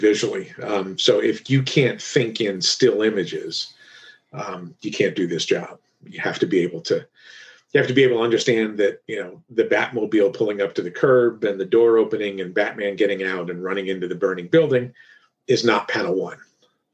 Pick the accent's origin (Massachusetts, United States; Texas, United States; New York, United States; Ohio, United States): New York, United States; Kingston; I had worked at the Daily newspaper in Kingston, New York, my hometown, since I was like 18